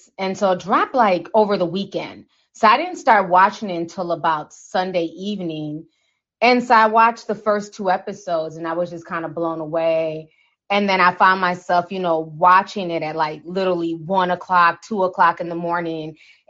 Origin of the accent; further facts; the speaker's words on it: Midwest, United States; growing up in the Midwest